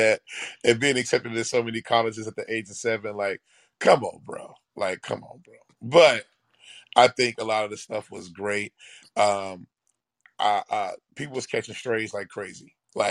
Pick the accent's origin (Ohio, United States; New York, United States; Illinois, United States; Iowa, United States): Ohio, United States; Cincinnati; my hometown of Avondale.